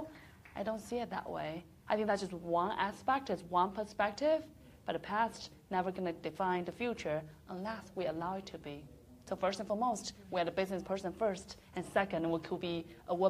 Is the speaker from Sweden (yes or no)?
no; China; moved away as an adult; I grew up in a small little town. So once again, it's not representing the whole China